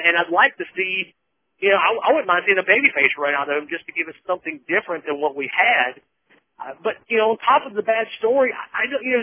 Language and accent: English; Southern United States, United States; accent: Southern; I get picked on about my Southern accent.